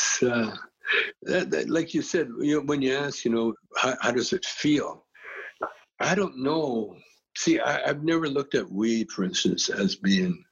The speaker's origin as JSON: {"language": "English", "town": "Calgary", "region": "Alberta", "country": "Canada", "tie": "born or raised there", "said": "we're a Canadian school"}